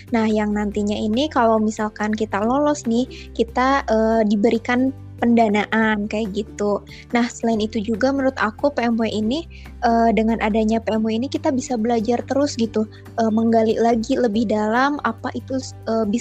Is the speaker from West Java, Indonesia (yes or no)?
yes; Kuningan, West Java, Indonesia; Aku dari Kimia angkatan 2019, asal aku dari Kuningan.